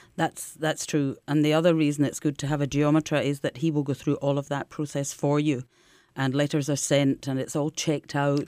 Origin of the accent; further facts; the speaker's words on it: Scotland, United Kingdom; now in Marche, Italy; as a Scottish person